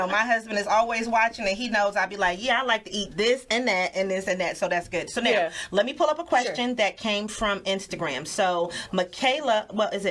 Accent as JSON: {"language": "English", "region": "New York", "country": "United States", "said": "I'm from New York"}